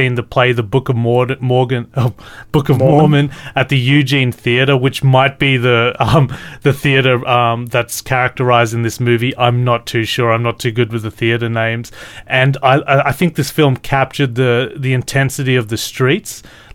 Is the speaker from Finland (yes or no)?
no; Australia; I'm Australian